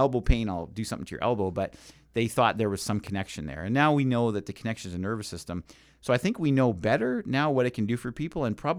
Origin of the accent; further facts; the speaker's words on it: Trinidad & Tobago; When I was a little girl growing up in Trinidad, we had an old lady, she said, in the village